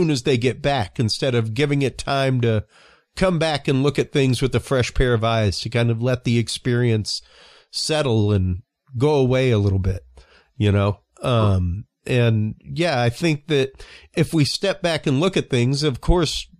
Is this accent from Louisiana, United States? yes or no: yes; Cajun, Louisiana, United States; I'm Cajun by upbringing, you know, half Cajun